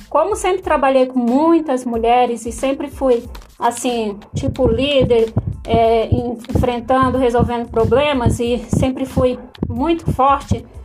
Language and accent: Portuguese; Pedro II, Piauí, Brazil; Eu sou de Pedro II, Piauí.